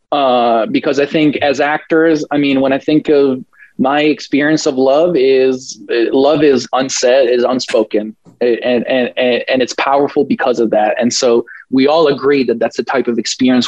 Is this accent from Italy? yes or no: yes; Italy; I grew up in a very Catholic town environment. I'm from Italy